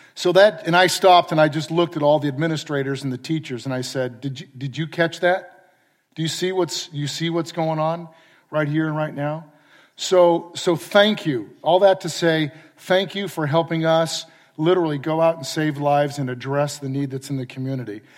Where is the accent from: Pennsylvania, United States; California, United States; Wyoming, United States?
California, United States; San Clemente; moved away as an adult; also born or lived in Oregon / Palo Alto / Austin, Texas; I grew up in San Clemente